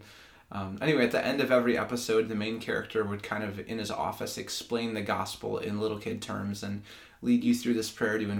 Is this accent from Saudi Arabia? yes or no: no; Grand Rapids, Michigan, United States; also born or lived in Lansing, Michigan; I'm from Grand Rapids, Michigan, grew up there, and then I moved to Lansing in 2012 for school